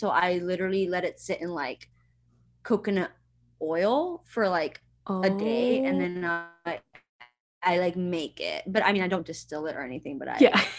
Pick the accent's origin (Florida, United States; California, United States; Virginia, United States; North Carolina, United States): Florida, United States; Miami; moved away as an adult; also born or lived in Cuba; now in Atlanta, United States; I am 27, so I'm a little older. I was born in Cuba. Cool. I didn't know that. I grew up in Miami, and now I live in Atlanta, Georgia